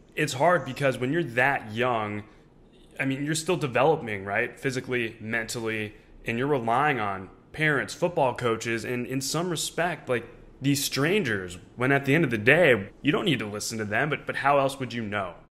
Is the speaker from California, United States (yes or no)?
yes; Orange County, California, United States; me growing up in Orange County, California